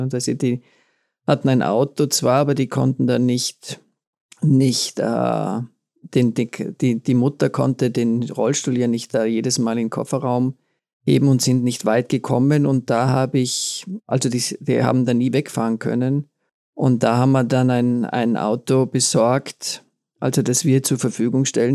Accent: Tyrol, Austria; bei uns in Tirol ist man ja sowieso bei

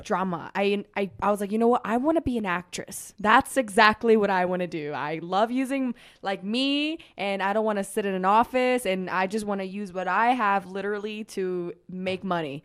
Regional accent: Germany; moved away as an adult; also born or lived in Costa Rica; now in Utah, United States; I was born in Costa Rica. That's where I was born. And then, um, at the age six, I left to Germany. So I was, I lived, like, in Germany for, like, fourteen years. I did elementary school, middle school, high school there

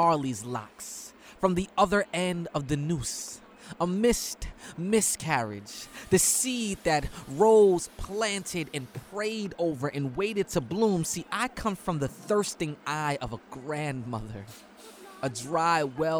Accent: New York City, New York, United States; I come from New York City subway tunnels

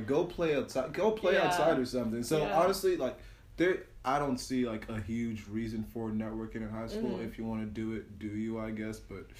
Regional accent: West Windsor, New Jersey, United States; I come from West Windsor. Yeah, I could face anything.

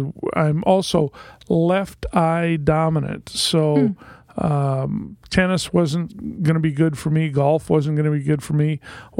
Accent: Corvallis, Oregon, United States; also born or lived in Salem, Oregon; now in Portland, United States; I was born and raised in Corvallis, Oregon. I went to elementary school, junior high school, and college in that town. That's where I met my wife. We moved from Corvallis

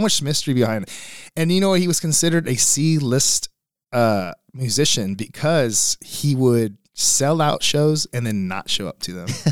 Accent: Beeville, Texas, United States; also born or lived in Corpus Christi, Texas; now in San Antonio, United States; from Beeville, Texas, that's where I grew up from

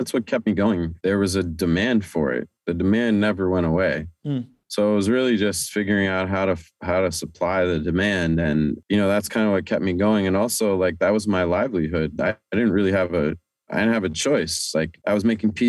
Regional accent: Amherst, Massachusetts, United States; now in New York City, United States; I grew up in Amherst, Massachusetts

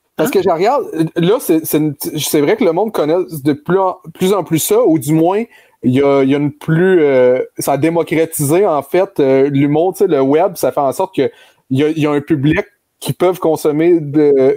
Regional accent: Granby, Quebec, Canada; moved away; je venais de Grenby

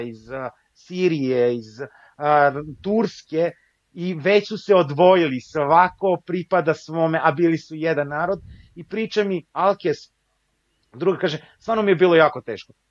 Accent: Kosovo; born there; ja sam rođen na Kosovu, rođen sam u Jugoslaviji i dan danas osjećam a, Jugoslaviju, odnosno Srbiju kao svoju, a, svoju domovinu.

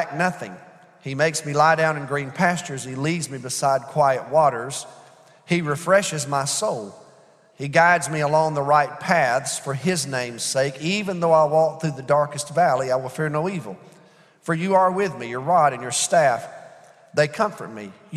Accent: United States; as American Christians

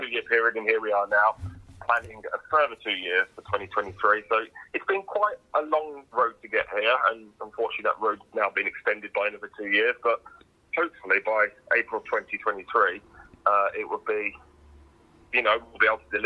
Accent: Birmingham, West Midlands, United Kingdom; I'm born and bred in Birmingham, went to secondary school over

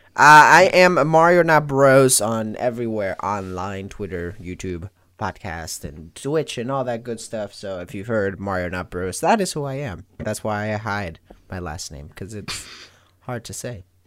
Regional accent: Venezuela; I am from Venezuela, born

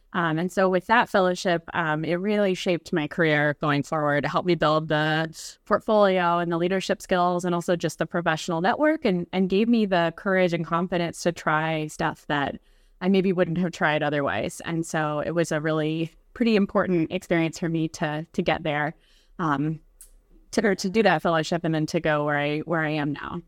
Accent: West Virginia, United States; now in Brooklyn, New York, United States; I'm from West Virginia originally, so I, um, grew up in a pretty small community

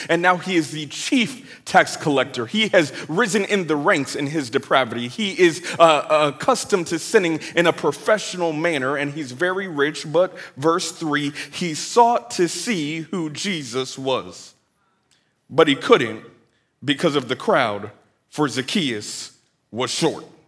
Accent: Bay Area, California, United States; now in Atlanta, United States; I'm originally from the Bay Area, California, 510, hyphy

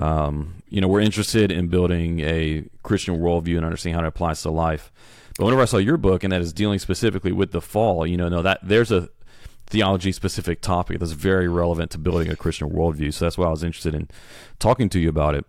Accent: Beaumont, Texas, United States; I was born in Beaumont

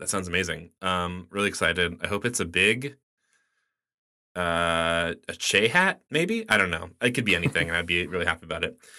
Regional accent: United States; as an American

